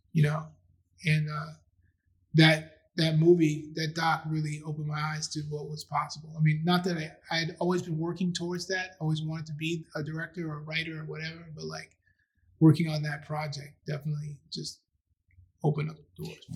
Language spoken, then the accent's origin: English; New York City, New York, United States; also born or lived in Philadelphia / Maryland; I grew up in Astoria, which is about a mile or so away from Queensbridge